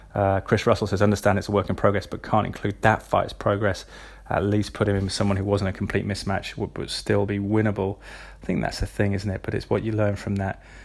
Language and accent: English; England, United Kingdom; as an Englishman